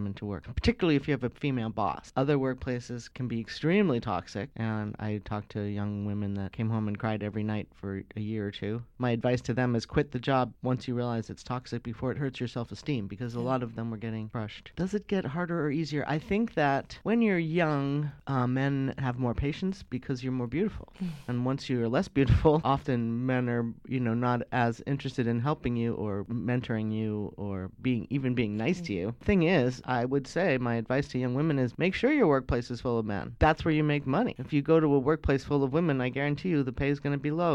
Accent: New England, United States; also born or lived in Afghanistan / Hawaii; I'm mostly from New England

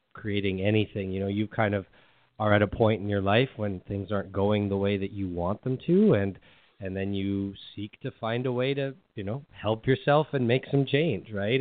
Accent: Edmonton, Alberta, Canada; I'm from Canada. Yeah, Edmonton, Alberta, Canada

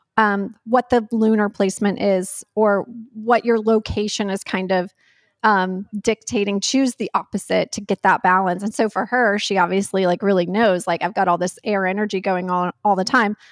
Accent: North Carolina, United States; I grew up in North Carolina

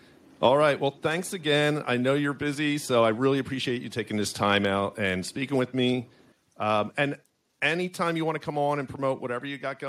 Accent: Philadelphia, Pennsylvania, United States; I'm from Philly

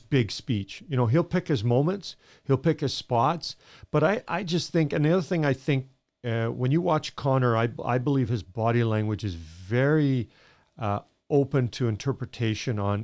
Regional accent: Edmonton, Alberta, Canada; I grew up in Edmonton

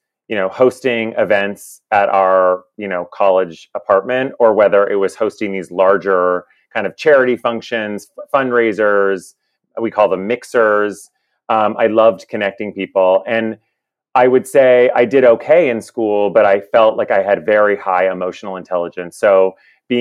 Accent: Kingston, Ontario, Canada; moved away as an adult; now in New York City, United States; I moved here from Kingston, Ontario. I had a relatively normal upbringing

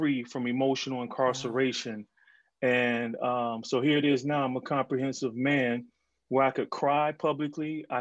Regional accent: Detroit, Michigan, United States; I grew up in Detroit

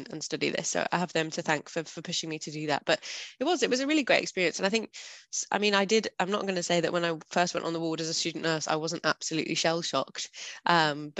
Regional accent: the Borders, Scotland, United Kingdom; I grew up really rurally in Scotland

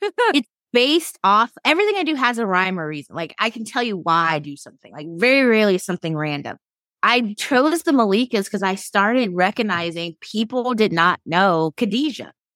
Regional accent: Sacramento, California, United States; also born or lived in San Francisco; my hometown

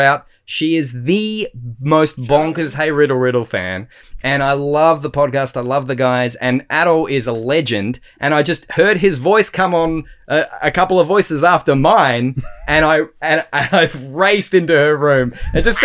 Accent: Australia

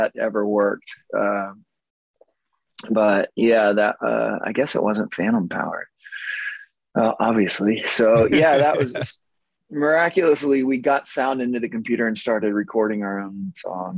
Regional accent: Magnolia, Texas, United States; also born or lived in Los Angeles / New York / Austin; Zach and I, we grew up together in Magnolia.

